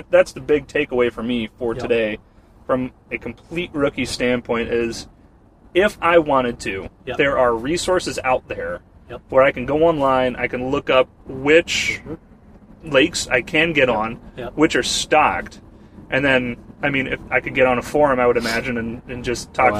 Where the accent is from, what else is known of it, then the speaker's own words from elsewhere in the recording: Minnesota, United States; like Ben said, I came from Minnesota.